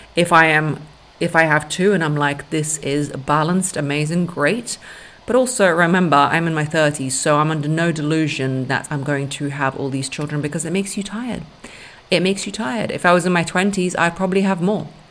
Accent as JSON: {"language": "English", "region": "London", "country": "United Kingdom", "tie": "born or raised there", "also_born_or_lived": "Russia", "second_language": "English", "said": "At seven years old until 14, I moved to London"}